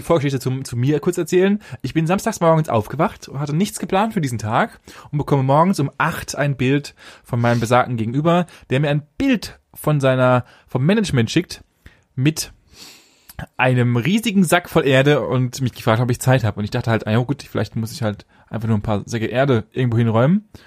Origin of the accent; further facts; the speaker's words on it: Germany; bei uns bei uns in Deutschland